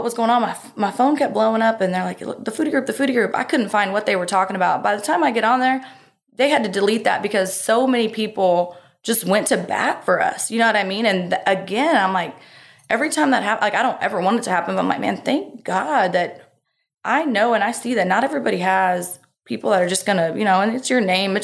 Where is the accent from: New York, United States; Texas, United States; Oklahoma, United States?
Texas, United States; Texas coast, United States; we were on the Texas coast our whole life